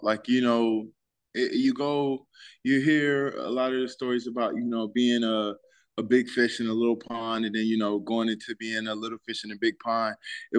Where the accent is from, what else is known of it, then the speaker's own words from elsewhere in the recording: Boykins, Virginia, United States; Yep, Boykins, Virginia.